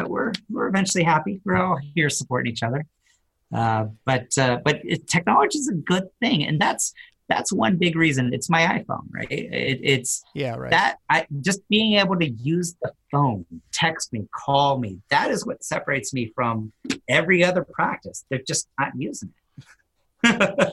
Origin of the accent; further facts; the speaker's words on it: Silicon Valley, California, United States; I grew up in the Silicon Valley in California